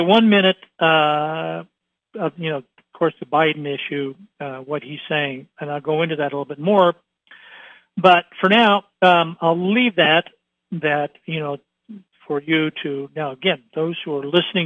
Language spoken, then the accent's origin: English; Troy, Ohio, United States; I grew up in Troy, Ohio.